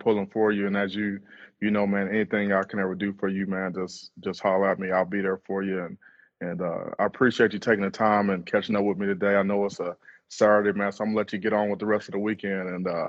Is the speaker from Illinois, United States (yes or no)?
no; Cleveland, Ohio, United States; I'm from Cleveland.